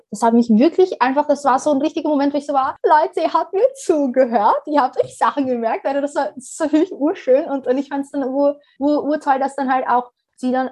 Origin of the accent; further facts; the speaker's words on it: Somalia; ich komme aus Somalien und da dementsprechend habe ich schon einen ganz anderen Zugang zu Klima per se.